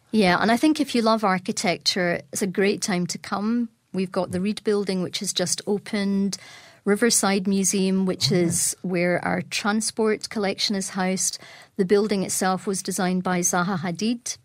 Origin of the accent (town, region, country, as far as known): Glasgow, Scotland, United Kingdom